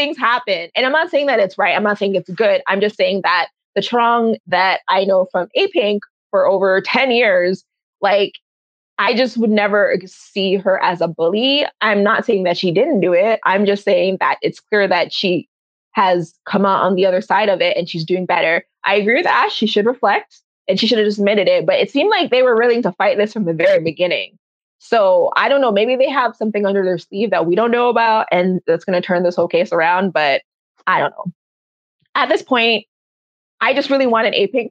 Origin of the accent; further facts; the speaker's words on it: Canada; as a Canadian or from the West